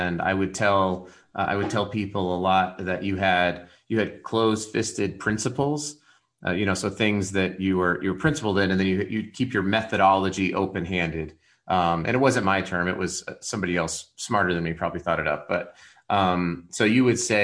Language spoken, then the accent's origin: English; Colorado Springs, Colorado, United States; moved away as an adult; now in Utah, United States; my wife and I's hometown, you know, Colorado Springs